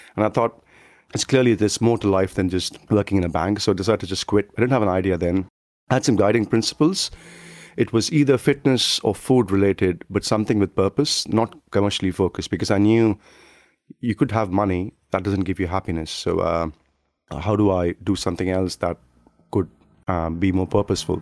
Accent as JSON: {"language": "English", "region": "South India", "country": "India", "tie": "born or raised there", "moved": "as an adult", "lives_now": "United Kingdom", "said": "in a kind of small town in South India"}